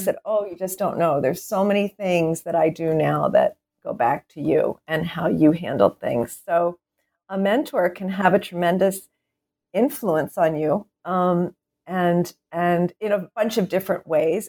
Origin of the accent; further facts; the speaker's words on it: Wilmington, Delaware, United States; moved away as an adult; also born or lived in Philadelphia, Pennsylvania; I was born and raised in Wilmington, Delaware